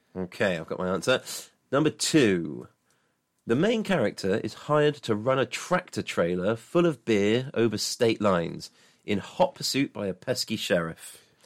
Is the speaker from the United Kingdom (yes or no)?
yes; England, United Kingdom; I'm a traditional Englishman